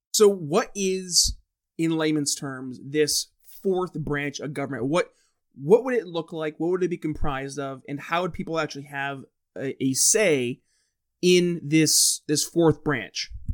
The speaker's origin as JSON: {"language": "English", "region": "New York", "country": "United States", "said": "I'm from New York State, um, where we have fusion voting"}